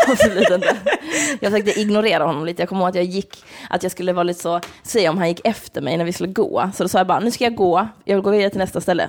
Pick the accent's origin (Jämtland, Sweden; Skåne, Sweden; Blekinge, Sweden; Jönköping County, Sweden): Skåne, Sweden; Malmö; moved away; jag var hemma i Malmö